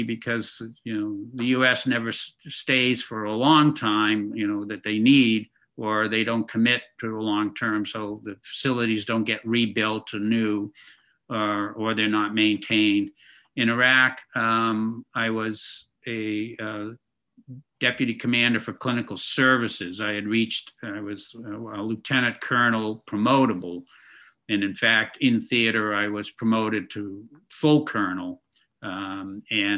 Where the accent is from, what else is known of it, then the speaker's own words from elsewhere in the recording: Woburn, Massachusetts, United States; I come from Waubun, Massachusetts, where I grew up